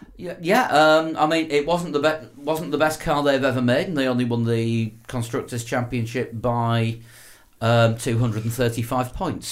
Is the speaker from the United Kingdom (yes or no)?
yes; Yorkshire and the Humber, United Kingdom; I'm a Yorkshire man